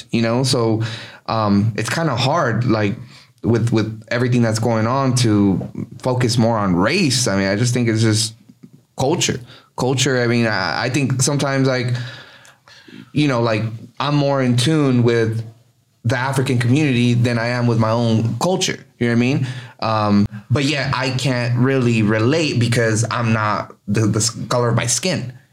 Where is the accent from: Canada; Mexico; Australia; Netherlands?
Mexico; born there; you know, I was born in Mexico, and when I go to Mexico, um, I'm considered an outsider.